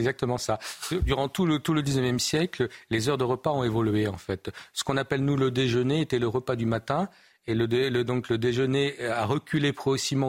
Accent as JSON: {"language": "French", "country": "France", "said": "nous, en tant que Français"}